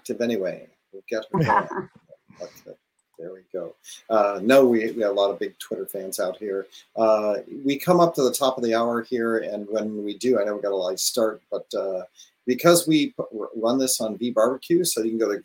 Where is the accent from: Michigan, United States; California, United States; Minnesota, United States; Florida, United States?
California, United States; Northern; I'm from Northern California